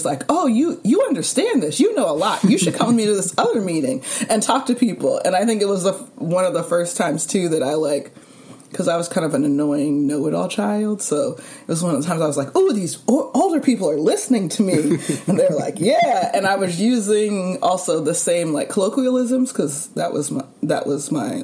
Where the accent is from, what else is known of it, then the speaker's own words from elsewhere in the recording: California, United States; moved away as an adult; now in New York, United States; I will always be, like, a California girl, California person